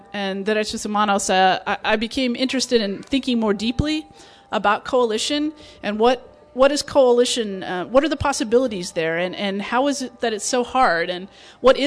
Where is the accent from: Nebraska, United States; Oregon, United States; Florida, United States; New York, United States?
Nebraska, United States; moved away; also born or lived in Phoenix, Arizona; I grew up in Nebraska